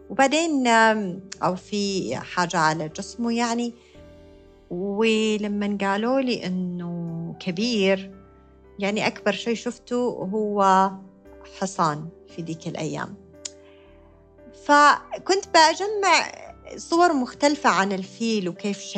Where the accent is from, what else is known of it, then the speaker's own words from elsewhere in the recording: United States; born there; زي ما قلت لكم أنا كنت مولودة بأمريكا فكانت الحديقة هناك